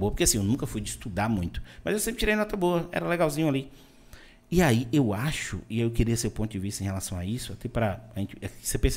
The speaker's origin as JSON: {"language": "Portuguese", "town": "Vitória da Conquista", "region": "Bahia", "country": "Brazil", "also_born_or_lived": "Salvador", "lives_now": "Itabuna, Brazil", "said": "Eu sou de Vitória da Conquista, morei 12 anos em Salvador e vim para Itabuna. Mas, como Conquista ali tá perto de Minas, a gente ainda corta um pouco as palavras, entendeu?"}